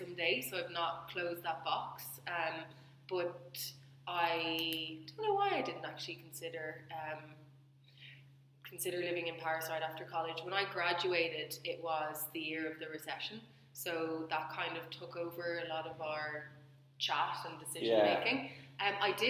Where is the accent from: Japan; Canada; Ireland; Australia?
Ireland; Dublin, Leinster; I grew up in Dublin and I went to college in Dublin